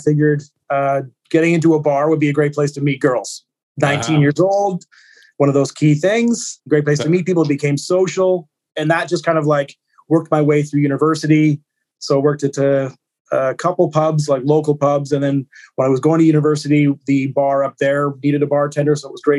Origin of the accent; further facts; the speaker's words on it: Vancouver, British Columbia, Canada; also born or lived in Nicaragua; now in Kelowna, Canada; I grew up in Vancouver.